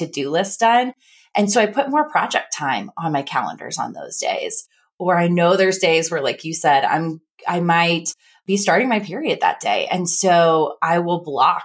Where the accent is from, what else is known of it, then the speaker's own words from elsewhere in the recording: Midwest, United States; accent: Midwest; That's my Midwest accent